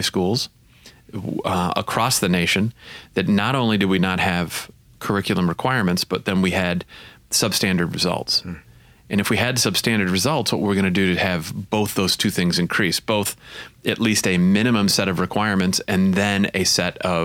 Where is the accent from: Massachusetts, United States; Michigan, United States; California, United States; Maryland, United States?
Michigan, United States; St. Joseph; I grew up in St. Joseph